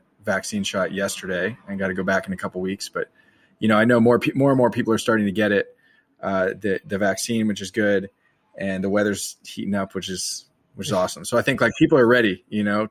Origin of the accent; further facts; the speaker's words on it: Marin County, California, United States; moved away as an adult; also born or lived in Florida; now in New York, United States; I grew up in California, Marin County, just north of San Francisco.